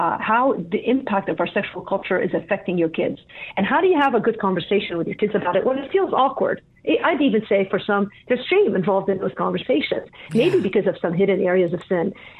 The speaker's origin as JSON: {"language": "English", "country": "Lebanon", "tie": "born or raised there", "moved": "yes", "said": "I grew up in Lebanon"}